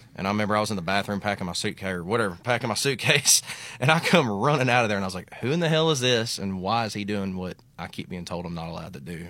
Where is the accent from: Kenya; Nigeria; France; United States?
United States; Little Rock, Arkansas; moved away as an adult; now in Granbury, Texas, United States; from Central Arkansas, just outside of Little Rock